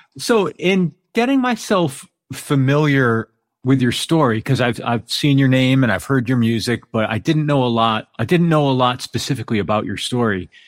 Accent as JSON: {"language": "English", "region": "East Coast", "country": "United States", "also_born_or_lived": "New York", "moved": "as an adult", "lives_now": "Pacific Northwest, United States", "said": "I'm from the East Coast originally. I was in New York for about twenty years, and I'm actually in the Pacific Northwest now"}